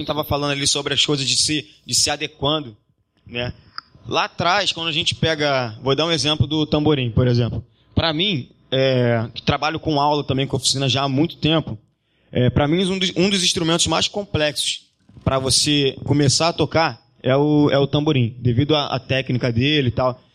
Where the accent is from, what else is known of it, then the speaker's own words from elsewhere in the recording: Rio de Janeiro, Brazil; a gente nasceu na Silva Teles, a gente nasceu praticamente do lado da quadra do Salgueiro